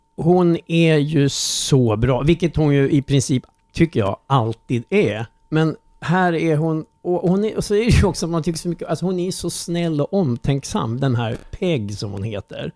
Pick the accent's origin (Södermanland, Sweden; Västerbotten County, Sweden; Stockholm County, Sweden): Södermanland, Sweden; Strängnäs; min barndom i Strängnäs